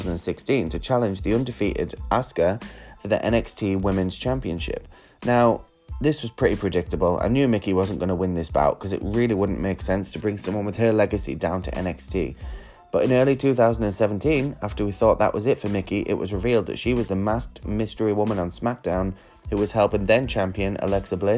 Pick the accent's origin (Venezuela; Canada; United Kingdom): United Kingdom; England; London, England. My home country